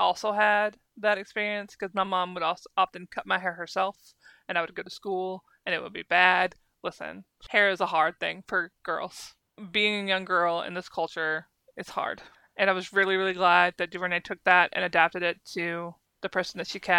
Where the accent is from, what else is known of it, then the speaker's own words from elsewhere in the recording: United States; as an American who used to watch her talk show